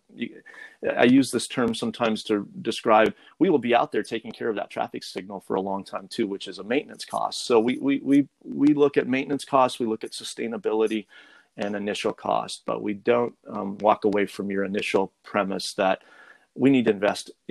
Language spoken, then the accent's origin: English; Montana, United States; my home state of Montana